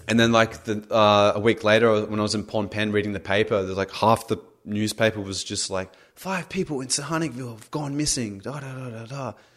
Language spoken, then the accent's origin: English; Australia; I'm Australian